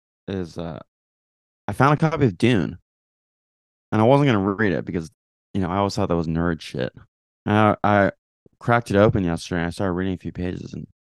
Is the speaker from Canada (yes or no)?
yes; Canada; moved away as an adult; also born or lived in New York, United States